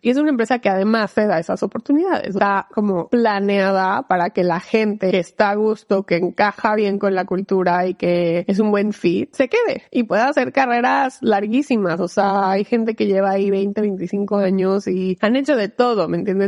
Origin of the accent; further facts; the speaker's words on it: Mexico; moved away as an adult; now in Seattle, United States; soy mexicana, soy abogada, trabajo en Amazon, vivo en Seattle